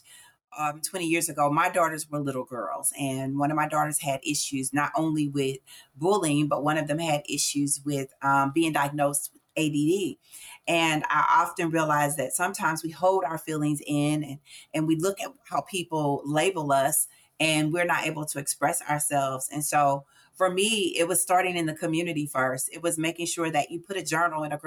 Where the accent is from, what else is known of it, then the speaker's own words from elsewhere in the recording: St. Louis, Missouri, United States; I'm born and raised in St. Louis, Missouri.